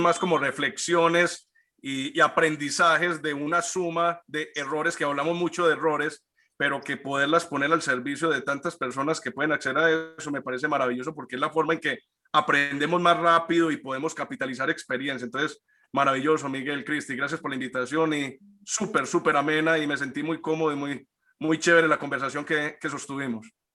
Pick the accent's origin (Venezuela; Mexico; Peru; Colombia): Colombia; todos los que somos colombianos